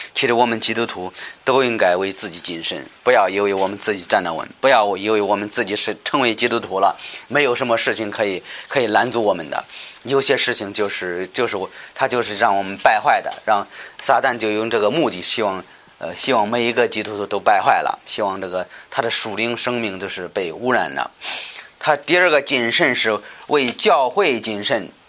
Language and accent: Chinese; China; 我们中国人